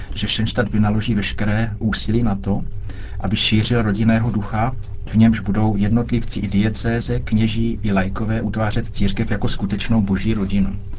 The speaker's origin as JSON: {"language": "Czech", "country": "Czechia", "said": "U nás v Čechách"}